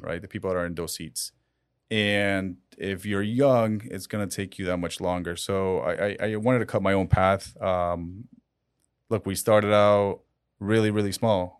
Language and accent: English; Colombia; now in Miami, United States; I was born in Colombia